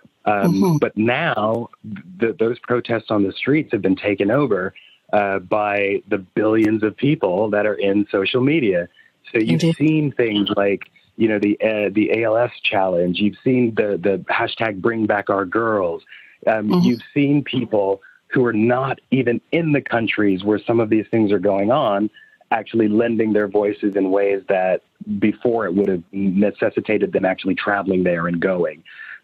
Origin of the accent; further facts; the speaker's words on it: United States; accent: American; now in London, United Kingdom; Because it is it's American in the same way that, Americans love the British accent, because it evokes, this poshness.